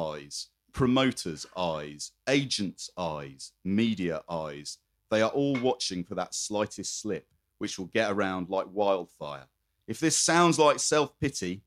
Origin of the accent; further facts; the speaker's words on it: Croydon, London, United Kingdom; I come from Croydon. I'm militantly pro Croydon